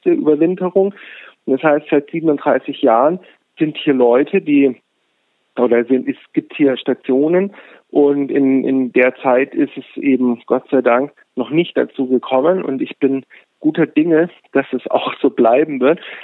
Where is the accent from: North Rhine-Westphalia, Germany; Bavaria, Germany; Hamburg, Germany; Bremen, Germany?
Bavaria, Germany; Munich; moved away; ich komme aus München